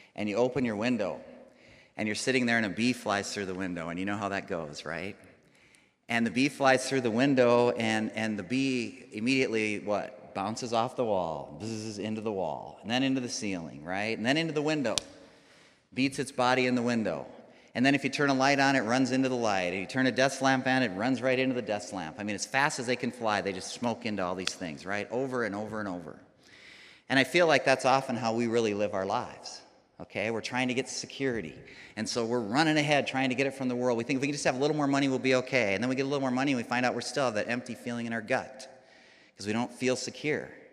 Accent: Rapid City, South Dakota, United States; I grew up here, I grew up in Rapid City.

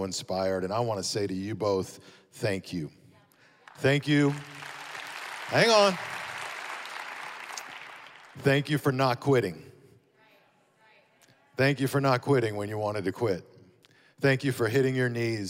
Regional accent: Amarillo, Texas, United States; moved away as an adult; also born or lived in Dallas area; now in Las Vegas, United States; Both my wife and I were born and raised in Amarillo, Texas

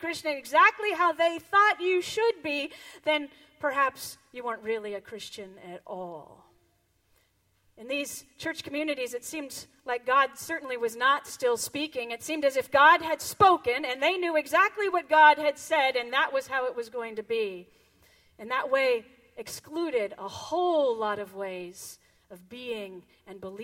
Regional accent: Sebastopol, California, United States; I grew up here in Northern California, up in Sebastopol

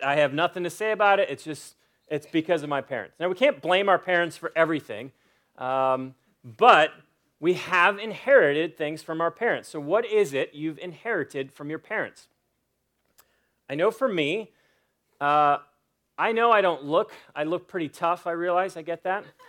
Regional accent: United States; I'm an American citizen

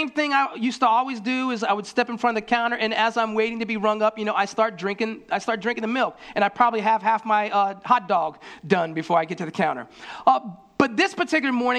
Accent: Florida, United States; I grew up in Florida

